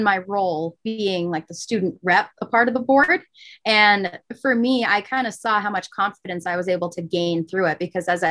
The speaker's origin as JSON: {"language": "English", "town": "Manchester", "region": "New Hampshire", "country": "United States", "tie": "born or raised there", "said": "I grew up in Manchester, New Hampshire"}